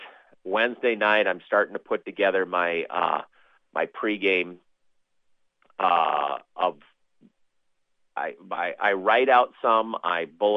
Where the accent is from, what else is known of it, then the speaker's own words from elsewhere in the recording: Minnesota, United States; accent: Minnesota talk; moved away as an adult; also born or lived in Neosho, Missouri; I'm back to Minnesota talk, you know, with the extra O's and A's